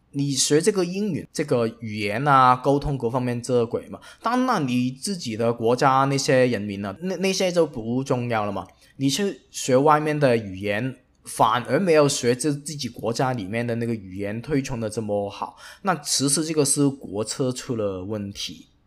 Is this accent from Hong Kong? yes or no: yes; Hong Kong; 我一个香港人